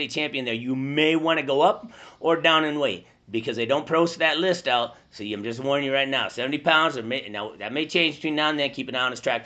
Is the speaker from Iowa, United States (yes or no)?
yes; Iowa, United States; we're from Iowa